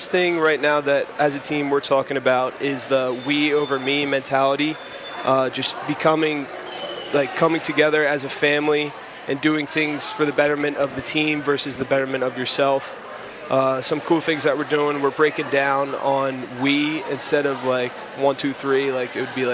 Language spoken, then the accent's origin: English; Bucks County, Pennsylvania, United States; Yeah, so I'm actually from Bucks County.